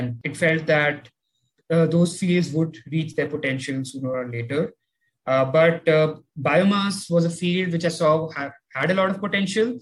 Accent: Delhi, India; I've been born and brought up in Delhi.

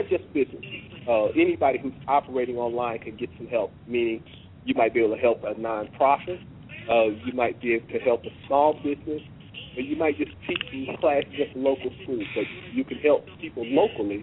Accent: Oklahoma, United States; moved away; also born or lived in Washington, D.C.; I'm originally from Oklahoma. Stayed in D.C. for about 25 years and decided to come home. And I'm back in Oklahoma now.

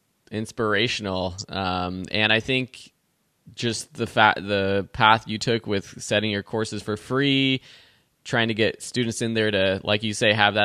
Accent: California, United States; I have an accent to some people too. I'm from California and I've gotten reviews about people who say that I talk funny.

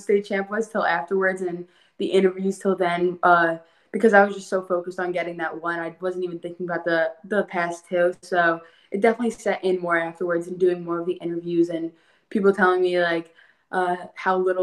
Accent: Manalapan, New Jersey, United States; I'm from Manalapan

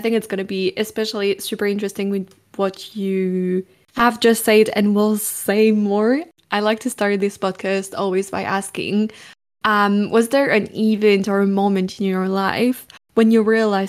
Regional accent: France; I grew up in France

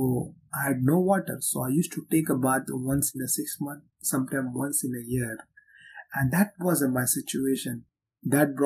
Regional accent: Mumbai, Maharashtra, India; moved away as an adult; I was born and raised in the Red Light District of Mumbai, India, called Kamadipura

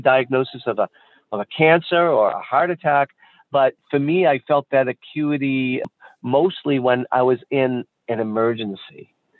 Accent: near University of Massachusetts, United States; born or raised there

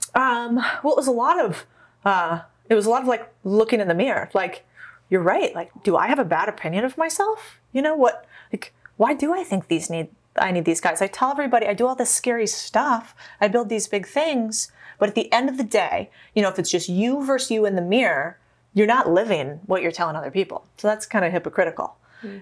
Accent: Arizona, United States; I grew up in Arizona

